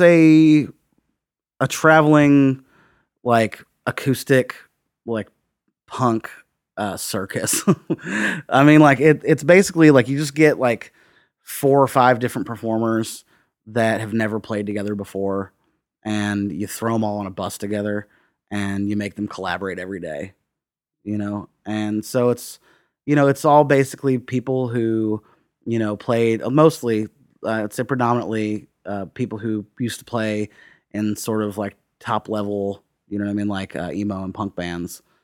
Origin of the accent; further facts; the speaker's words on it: Bloomington, Indiana, United States; moved away as an adult; also born or lived in Dayton / San Francisco / Prague; now in Nashville, United States; I grew up outside of Bloomington, uh, in the, uh, like, in the woods, like Lake Griffey watershed.